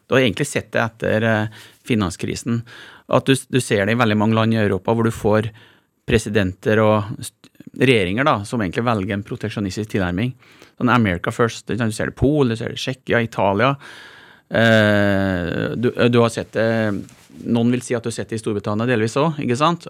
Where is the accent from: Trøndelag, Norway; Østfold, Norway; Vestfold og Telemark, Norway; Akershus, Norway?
Trøndelag, Norway; Malm; moved away; jeg vokste opp i et gruvesamfunn